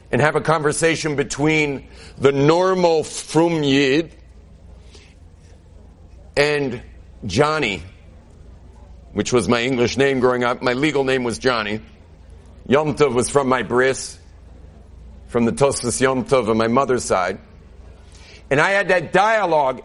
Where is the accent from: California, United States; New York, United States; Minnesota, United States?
California, United States; Southern; moved away as an adult; now in Jerusalem, Israel; I grew up in Southern California where there's no such thing as normal